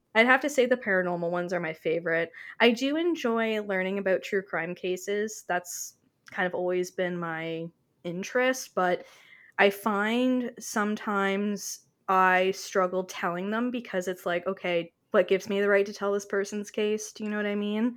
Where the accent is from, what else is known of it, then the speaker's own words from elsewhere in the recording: Canada; I am her Canadian counterpart